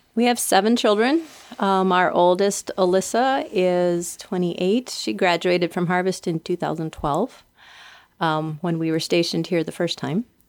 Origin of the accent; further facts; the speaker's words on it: Minnesota, United States; moved away; I grew up in Minnesota